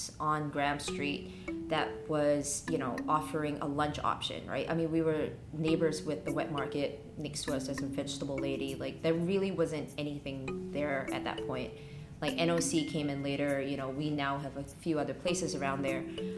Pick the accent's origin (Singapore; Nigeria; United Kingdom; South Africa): Singapore; moved away as an adult; also born or lived in Los Angeles, United States; now in Hong Kong; I'm originally from Singapore